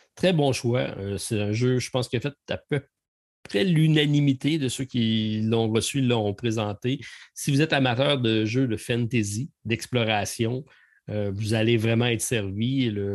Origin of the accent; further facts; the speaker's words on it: Quebec, Canada; on est québécois